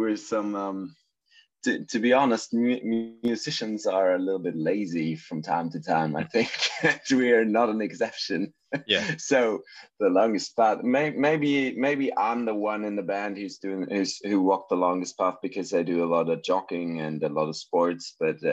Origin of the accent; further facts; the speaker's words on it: Germany; English is a second language; We're an German band. I hope that my English is good enough for this one today